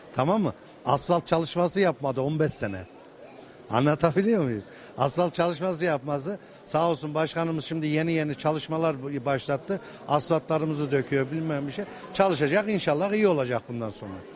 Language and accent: Turkish; Kayseri Province, Turkey; now in Ankara, Turkey; Ankara'da yaşıyorum aslen Kayseriliyim